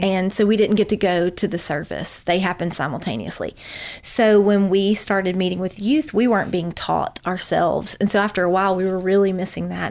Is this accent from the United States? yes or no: yes; Memphis, Tennessee, United States; I was born in Memphis, Tennessee, raised by parents